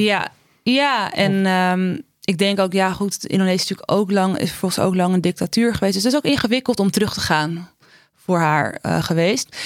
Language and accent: Dutch; Amsterdam, North Holland, Netherlands; ik kom uit Amsterdam Zuidoost